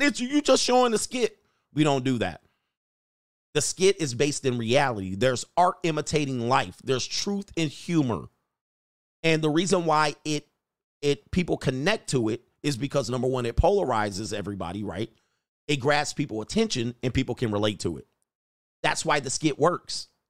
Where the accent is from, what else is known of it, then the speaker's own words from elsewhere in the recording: Los Angeles, California, United States; I'm from the San Fernando Valley